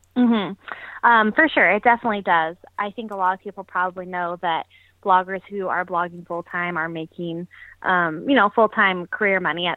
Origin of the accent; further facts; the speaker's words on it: Las Vegas, Nevada, United States; moved away as an adult; now in San Francisco, United States; I'm originally from Las Vegas, born and raised